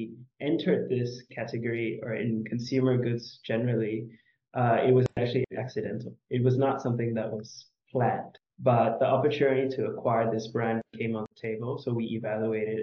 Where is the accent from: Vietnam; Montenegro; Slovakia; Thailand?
Thailand; also born or lived in United States; I'm born and raised in Thailand, but I've done a lot of my undergraduate and graduate studies overseas and in the U.S.